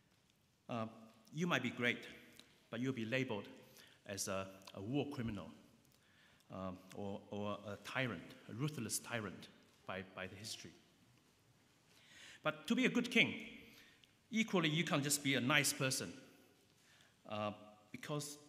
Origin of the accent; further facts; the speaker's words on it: New Zealand; now in London, United Kingdom; I grew up in New Zealand